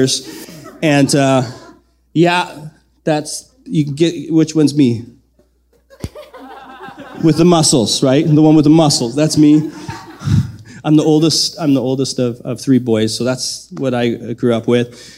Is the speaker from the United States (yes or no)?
no; Southern Manitoba, Canada; moved away as an adult; also born or lived in Lethbridge, Alberta; growing up in Southern Manitoba